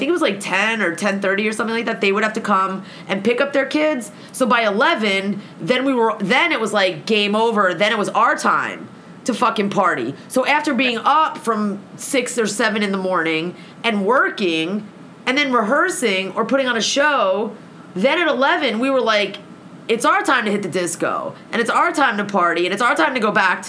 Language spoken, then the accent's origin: English; United States; being an American